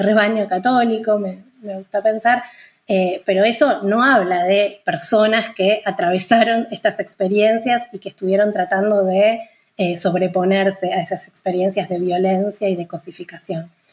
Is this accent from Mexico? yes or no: no; Santa Fe, Argentina; yo soy de Santa Fe, que es una, ciudad que queda a unos 500 kilómetros al norte de Buenos Aires